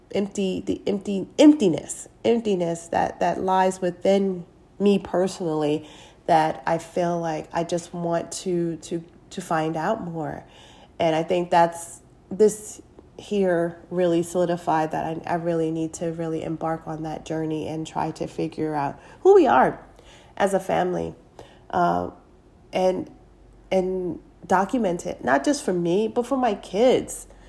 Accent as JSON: {"language": "English", "country": "United States", "tie": "born or raised there", "said": "I am a black American of African descent, meaning I am I was born and raised here in America"}